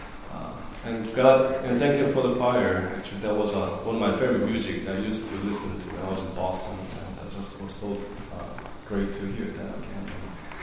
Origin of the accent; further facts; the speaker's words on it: South Korea; moved away; when I was growing up in Korea